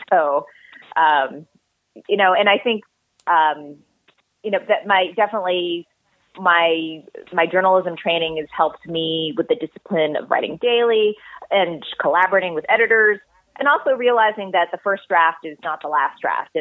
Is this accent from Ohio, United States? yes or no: no; Bay Area, California, United States; I am back in the same house that I grew up